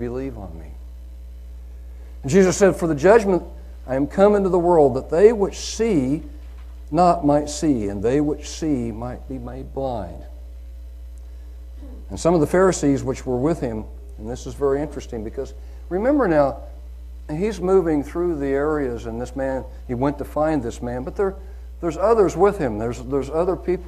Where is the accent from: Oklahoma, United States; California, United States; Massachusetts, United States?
Oklahoma, United States; I'm from Oklahoma